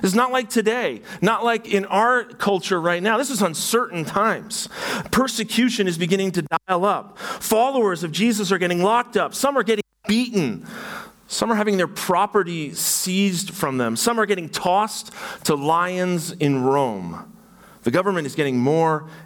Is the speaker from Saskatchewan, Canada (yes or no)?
no; Burlington, Ontario, Canada; I'm from Burlington, Ontario, and so I'm a Burlingtonian